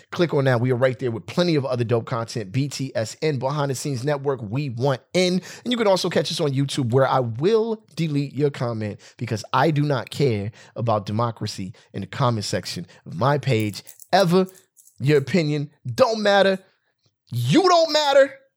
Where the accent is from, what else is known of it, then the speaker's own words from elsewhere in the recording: West Covina, California, United States; I grew up in West Covina. I might as well be from here.